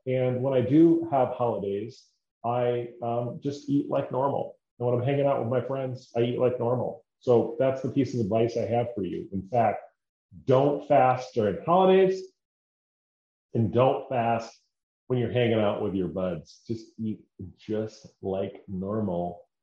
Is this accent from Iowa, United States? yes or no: yes; Decorah, Iowa, United States; moved away; my hometown is Decorah